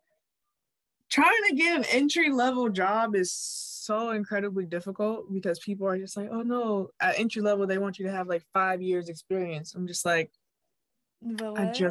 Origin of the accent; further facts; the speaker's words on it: Connecticut, United States; now in Florida, United States; I grew up in Connecticut